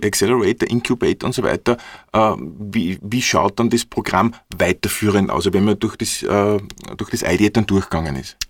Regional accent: Upper Austria, Austria; Bei uns in Oberösterreich

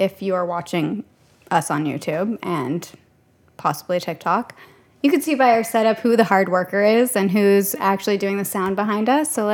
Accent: Guyana; Is it a pro or con to be Guyanese?

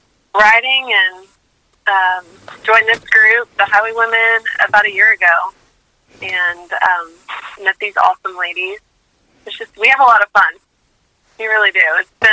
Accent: East Texas, United States; moved away as an adult; now in Nashville, United States; I'm from a small town in East Texas

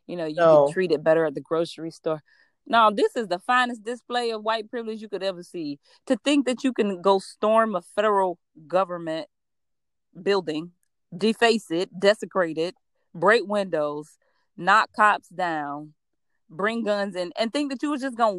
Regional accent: Georgia, United States; I'm from Georgia

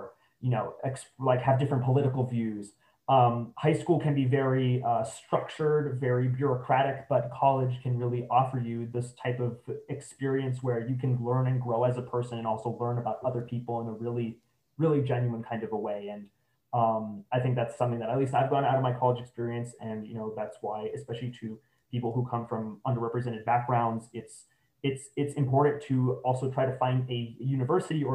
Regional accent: San Antonio, Texas, United States; I'm originally from San Antonio

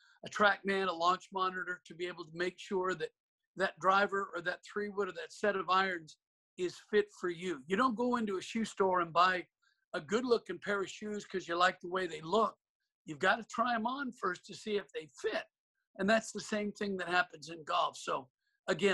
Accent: Portland, Oregon, United States; I grew up in Portland with my father as my teacher

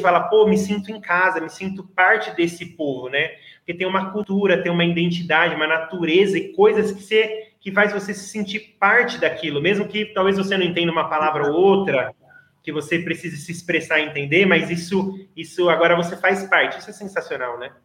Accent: Brazil; eu sou brasileira

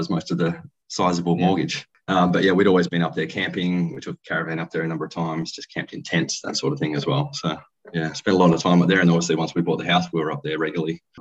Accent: Perth, Western Australia, Australia; I was born and raised in Perth

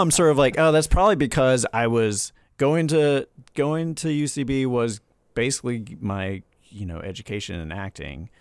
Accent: the South, United States; as a Southerner

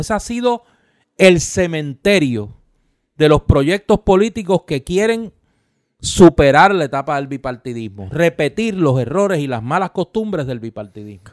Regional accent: Caguas, Puerto Rico; cagüeño al fin como soy

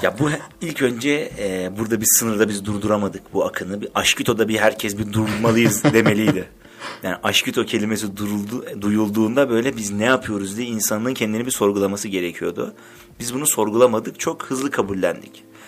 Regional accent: Black Sea Region, Turkey; benim mesela Karadenizliyim ben

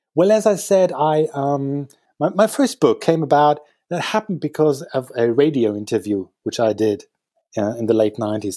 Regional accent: Dortmund, North Rhine-Westphalia, Germany; moved away as an adult; now in Berlin, Germany; I am from Dortmund

